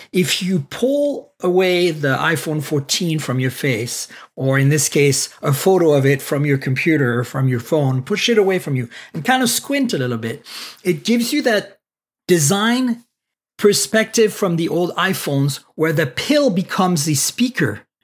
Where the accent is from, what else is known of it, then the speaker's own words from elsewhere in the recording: United States; I'm also an American